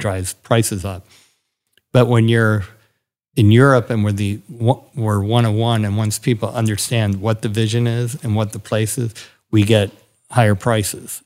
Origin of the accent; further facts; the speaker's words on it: Milwaukee, Wisconsin, United States; moved away; I grew up in Milwaukee